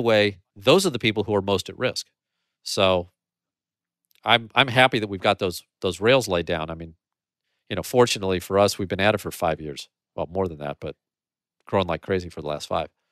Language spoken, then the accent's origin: English; St. Louis, Missouri, United States; Saint Louis is my hometown